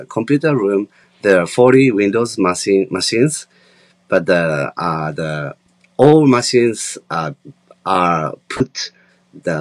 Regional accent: Japan; So in Japan and in my hometown

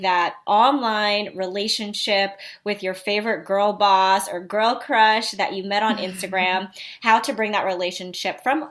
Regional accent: New York City, New York, United States; moved away; also born or lived in Philadelphia; I'm originally from Queens, New York

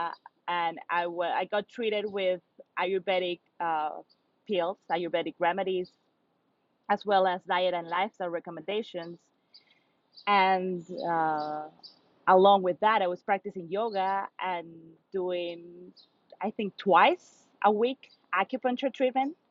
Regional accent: Lima, Peru; moved away as an adult; also born or lived in Brooklyn, New York; now in New York City, United States; born and raised in Peru

